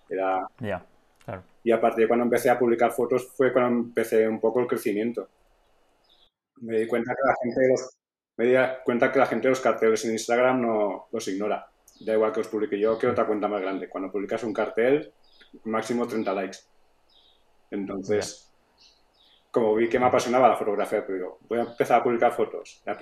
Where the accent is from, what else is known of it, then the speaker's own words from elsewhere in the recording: Real, Valencian Community, Spain; Real, que es mi pueblo.